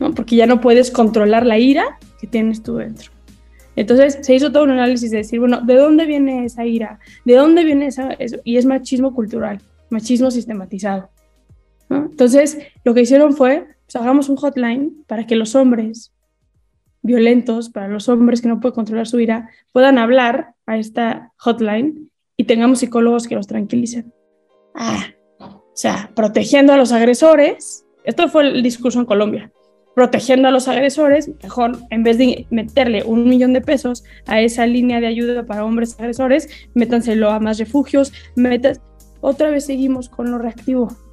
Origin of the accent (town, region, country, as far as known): Mexico